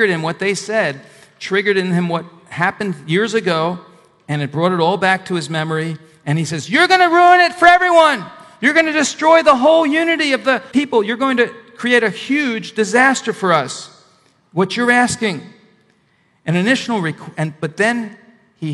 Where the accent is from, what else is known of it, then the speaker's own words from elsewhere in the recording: Northeast, United States; moved away; also born or lived in the South; I'm originally from the Northeast